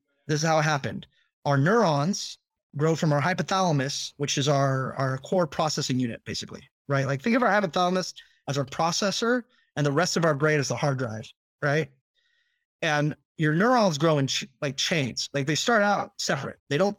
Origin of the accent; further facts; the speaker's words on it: Northern California, United States; I'm from Northern California